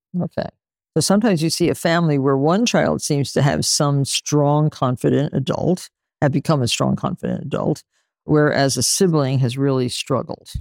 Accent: Nutley, New Jersey, United States; I grew up in Nutley, New Jersey, with six kids in my family

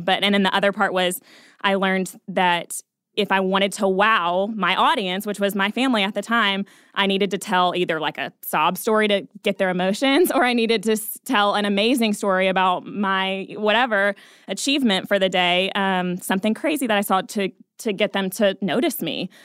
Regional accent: Atlanta, Georgia, United States; now in Nashville, United States; I'm from Atlanta originally.

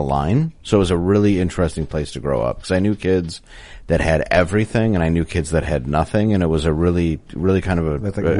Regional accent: Grosse Pointe Woods, Michigan, United States; also born or lived in Detroit; I was born in Detroit, but we grew up in a suburb called Grosse Pointe Woods on the border of Harper Woods, which is like 8 Mile and 94 in Detroit. So I grew up in like the lower middle class part of, like a wealthy city.

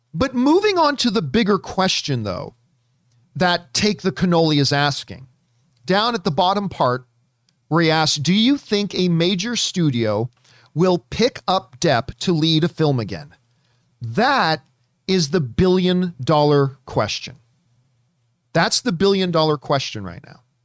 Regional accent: Canada; I'm Canadian

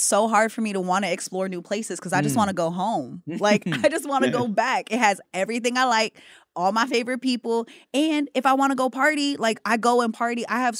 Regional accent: Hawaii, United States; I'm Hawaiian.

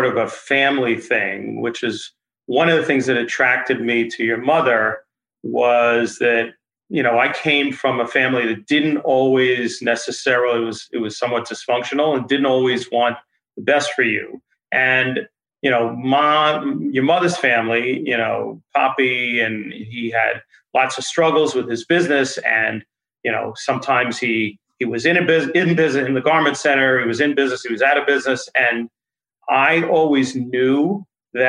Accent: Westchester, New York, United States; when I was growing up in Westchester

